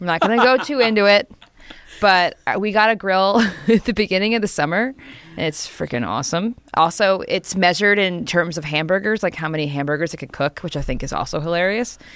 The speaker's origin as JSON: {"language": "English", "region": "New Jersey", "country": "United States", "said": "I'm from New Jersey."}